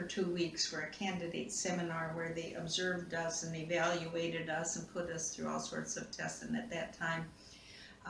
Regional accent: Kalamazoo, Michigan, United States; also born or lived in Ghana; I was born and raised in Kalamazoo, Michigan

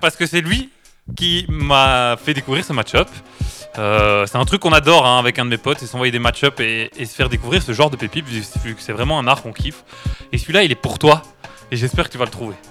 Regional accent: Charleroi, Wallonia, Belgium; je suis un carolo du coup, je gueule fort

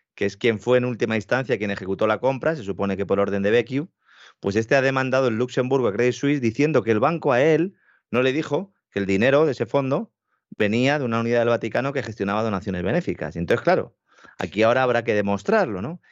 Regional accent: Spain; Nosotros, en España

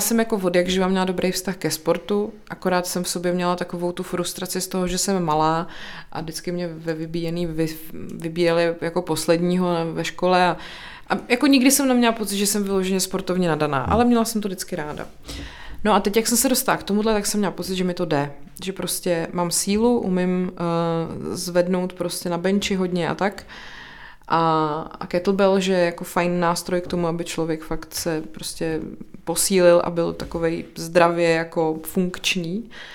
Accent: České Budějovice, South Bohemian Region, Czechia; also born or lived in Brno; now in Prague, Czech Republic; já jsem jako původně z Budějce

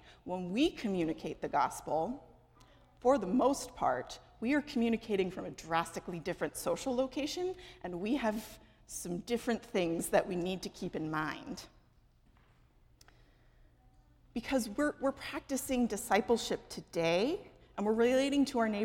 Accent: Los Angeles, California, United States; moved away; I am from Los Angeles.

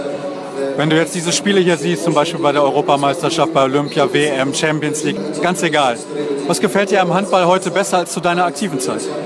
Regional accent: Germany; als Deutscher

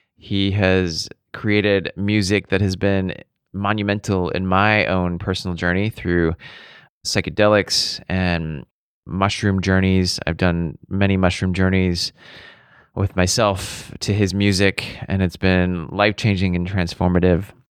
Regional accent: Seattle, Washington, United States; moved away; I grew up in Seattle

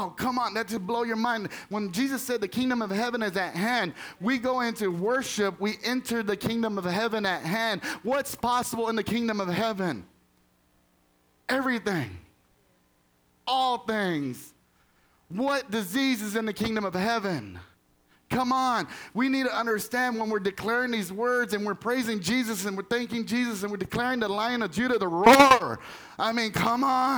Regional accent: Texas, United States; moved away as an adult; now in Pennsylvania, United States; I'm from Texas originally. So, I mean, spent 40 years in Texas. Live in Pennsylvania now

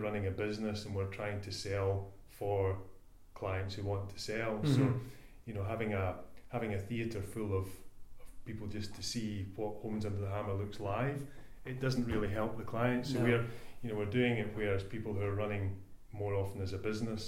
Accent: Scotland, United Kingdom; I'm a Scotsman

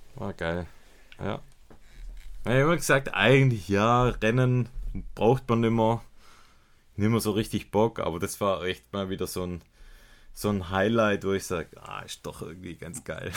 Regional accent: Swabia, Germany; bei uns in Schwaben

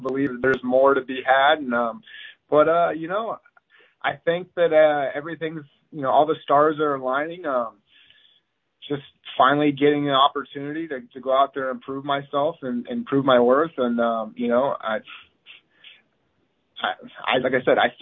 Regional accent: Pacific Northwest, United States; I'm the guy from the Pacific Northwest that's never left, that's still repping it.

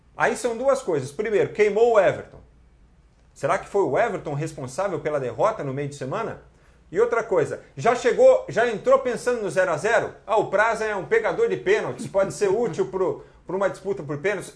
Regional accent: Santo André, São Paulo, Brazil

